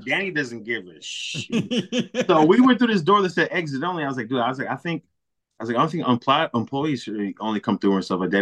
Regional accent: Milwaukee, Wisconsin, United States; moved away as an adult; now in Racine, United States; I'm from Milwaukee, born and raised

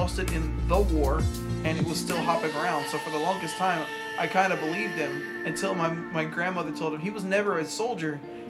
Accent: Philadelphia, Pennsylvania, United States; I'm from Philadelphia.

